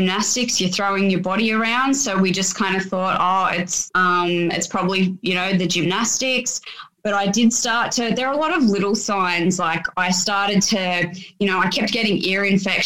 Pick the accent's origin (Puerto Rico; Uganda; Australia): Australia; Sydney, New South Wales; I grew up in the Sutherland Shire